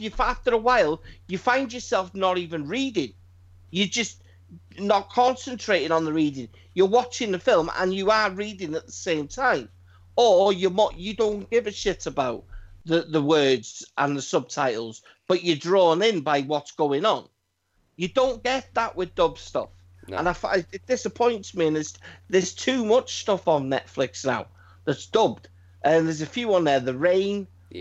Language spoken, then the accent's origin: English; United Kingdom; we're British. We speak English